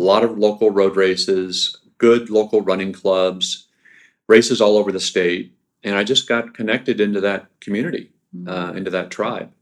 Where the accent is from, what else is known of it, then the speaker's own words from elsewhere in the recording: Pomona, California, United States; also born or lived in Norman, Oklahoma / Amarillo, Texas / Illinois / Ohio; And then to Pomona in Southern California. And I spent most of my youth in Pomona up until high school age.